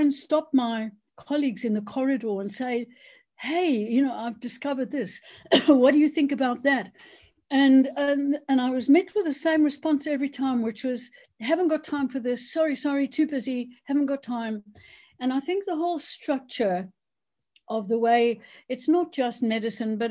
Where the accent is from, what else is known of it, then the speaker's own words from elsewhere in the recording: South Africa; moved away as an adult; now in United Kingdom; I basically am South African. So I was born in South Africa, went to medical school there